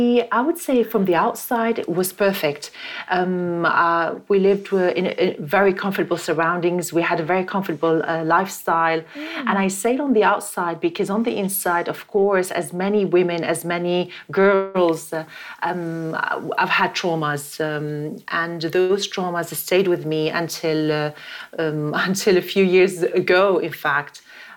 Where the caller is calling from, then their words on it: London, United Kingdom; I'm in London right now.